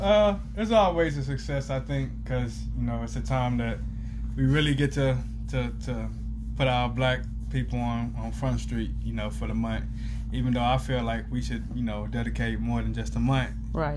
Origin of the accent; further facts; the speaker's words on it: Galveston, Texas, United States; moved away; I'm from Galveston, which is a small town